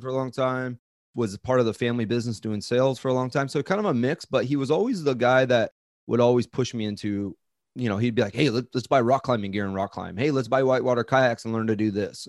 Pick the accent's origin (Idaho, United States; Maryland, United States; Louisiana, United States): Idaho, United States; Coeur d'Alene; moved away as an adult; also born or lived in Southern California / Seattle, Washington; now in Hawaii, United States; I grew up in Coeur d'Alene, Idaho.